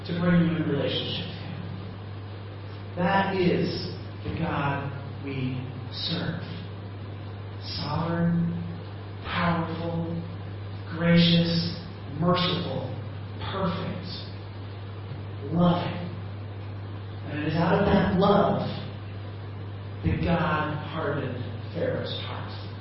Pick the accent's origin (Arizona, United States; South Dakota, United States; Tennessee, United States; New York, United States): South Dakota, United States; Midland; also born or lived in Pence, Kansas; now in Chiang Mai, Thailand; I come from Podunk nowhere in Midland, South Dakota